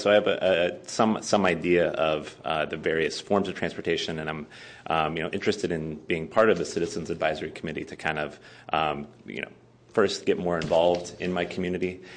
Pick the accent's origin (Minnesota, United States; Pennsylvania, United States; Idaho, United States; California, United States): California, United States; San Diego; moved away as an adult; now in San Francisco, United States; I'm actually originally from Southern California. I'm from the San Diego area.